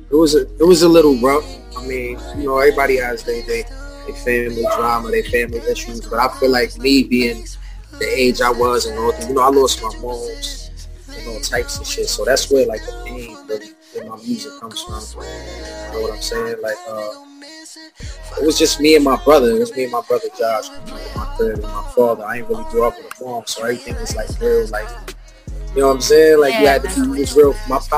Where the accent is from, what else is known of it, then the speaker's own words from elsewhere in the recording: New York City, New York, United States; also born or lived in Philadelphia; basically, man, I'm a young, upcoming artist from New York City. I've put my whole life on basically just music. I was back and forth from New York to Philly